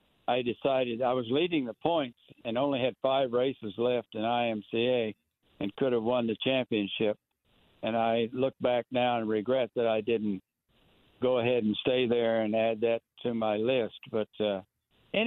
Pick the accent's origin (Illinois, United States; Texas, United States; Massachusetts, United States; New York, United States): Texas, United States; River Oaks; I was in a hot rod club here in River Oaks, my hometown in Texas